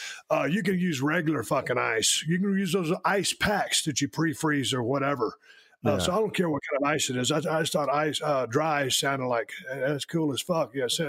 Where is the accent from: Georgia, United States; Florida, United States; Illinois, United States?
Georgia, United States; I am from Georgia.